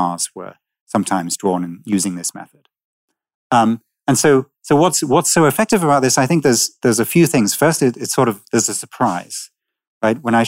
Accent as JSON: {"language": "English", "town": "Manchester", "region": "North West England", "country": "United Kingdom", "tie": "born or raised there", "said": "I grew up in Manchester"}